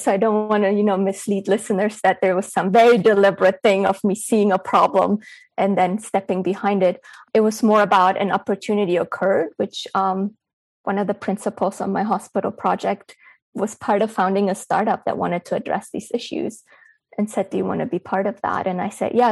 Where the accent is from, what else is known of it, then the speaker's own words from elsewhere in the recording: Berlin, Germany; moved away; also born or lived in Bulgaria; I was born in Bulgaria, but I grew up in Berlin, Germany.